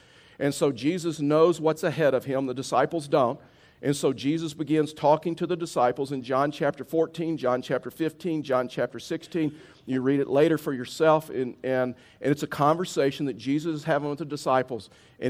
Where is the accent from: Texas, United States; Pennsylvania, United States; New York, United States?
Texas, United States; Houston; now in Colorado, United States; When we moved from Houston to Colorado, we didn't have a comforter. We didn't really need one in Texas, and we didn't have one, and we really couldn't afford one.